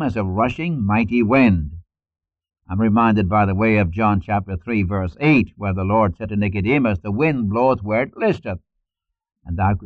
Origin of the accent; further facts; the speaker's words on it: Newcastle upon Tyne, North East England, United Kingdom; accent: Geordie; moved away; I'm a Geordie. That's a mixture of Irish, Scots, and English. A little bit of Frisian thrown in for good measure. If I were to speak my dialect, you couldn't understand me. In fact, in school, we spoke pure English, standard English in school. And the moment we got out of the door of the school, we spoke our dialect.